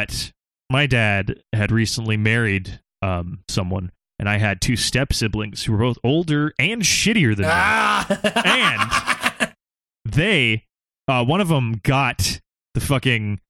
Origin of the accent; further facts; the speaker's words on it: Southern California, United States; I'm from Southern California. That's our game